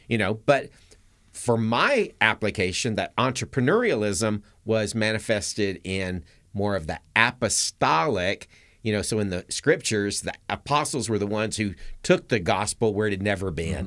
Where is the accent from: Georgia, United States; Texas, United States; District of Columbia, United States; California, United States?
Georgia, United States; Atlanta; I grew up in Atlanta.